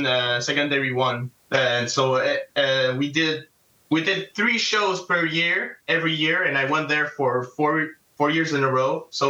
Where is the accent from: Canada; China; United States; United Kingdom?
Canada; Sept-Îles, Quebec; moved away as an adult; now in Trois-Rivières, Canada; I'm not from Trois-Rivières. I was born in Sept-Îles